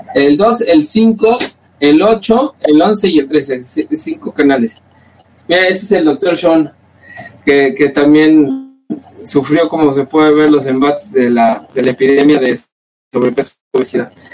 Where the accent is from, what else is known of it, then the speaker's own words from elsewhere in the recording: Mexico; nos representa como mexicanos